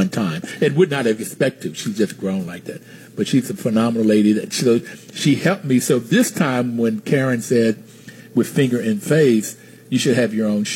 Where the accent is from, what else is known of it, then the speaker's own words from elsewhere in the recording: Bluefield, West Virginia, United States; moved away; I'm originally from Bluefield, West Virginia